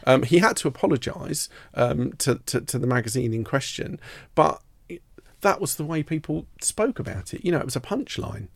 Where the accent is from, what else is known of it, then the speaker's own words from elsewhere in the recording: Merstham, South East England, United Kingdom; also born or lived in Redhill; I grew up in a, a village called Merstham in Surrey